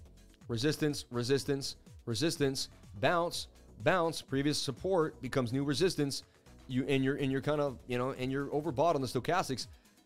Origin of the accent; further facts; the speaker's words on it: Boston, Massachusetts, United States; I'm from Boston, babe. Just know Boston guys got it.